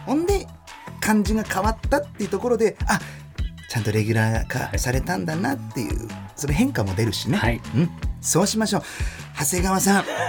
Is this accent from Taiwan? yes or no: no; Germany; 1990年6月29日ドイツ生まれの30歳